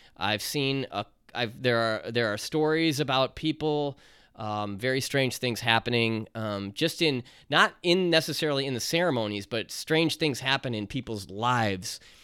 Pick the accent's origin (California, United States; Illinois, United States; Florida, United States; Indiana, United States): Illinois, United States; Chicago; accent: Chicago; my Chicago accent